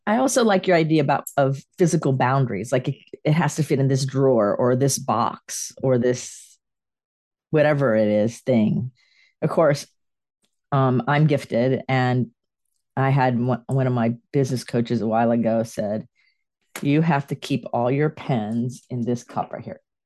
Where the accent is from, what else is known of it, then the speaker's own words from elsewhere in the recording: Sarasota, Florida, United States; moved away as an adult; also born or lived in Clearwater / Gainesville / Tampa; now in North Carolina, United States; I was raised in Sarasota and moved here to North Carolina from Clearwater.